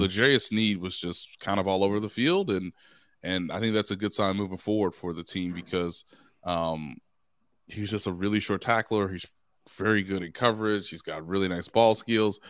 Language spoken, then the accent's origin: English; Kansas City, Missouri, United States; since I've been growing up in Kansas City